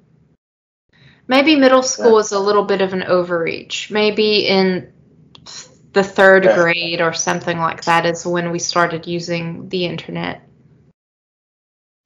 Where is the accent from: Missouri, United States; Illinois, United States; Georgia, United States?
Georgia, United States; moved away; I'm originally from Georgia